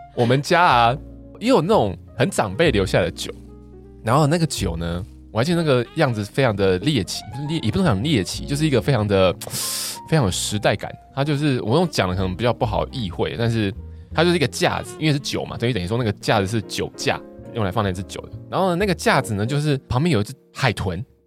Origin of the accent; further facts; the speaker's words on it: southern Taiwan, Taiwan; 我们南部人嘛